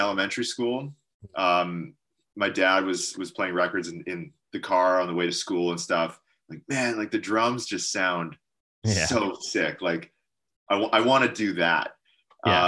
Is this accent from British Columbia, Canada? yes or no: yes; Chilliwack, British Columbia, Canada; In a town called Chilliwack, which is about an hour from Vancouver.